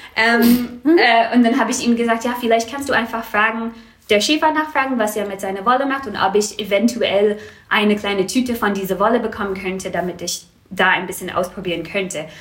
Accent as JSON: {"language": "German", "town": "Vancouver", "region": "British Columbia", "country": "Canada", "tie": "born or raised there", "second_language": "German", "moved": "as an adult", "lives_now": "Marburg, Germany", "said": "Also ich komme aus Vancouver. Ähm, das ist eine ziemlich große Stadt."}